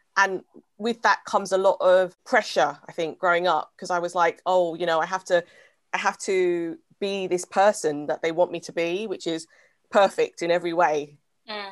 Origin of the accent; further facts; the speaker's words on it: England, United Kingdom; I'm British.